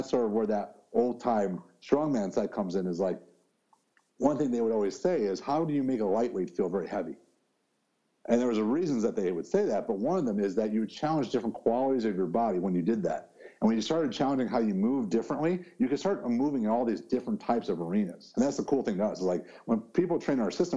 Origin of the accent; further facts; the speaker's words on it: Chicago, Illinois, United States; I grew up in Chicago